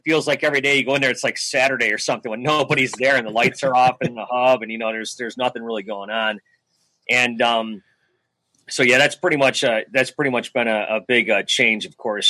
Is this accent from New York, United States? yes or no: yes; Buffalo, New York, United States; moved away as an adult; I grew up in Buffalo.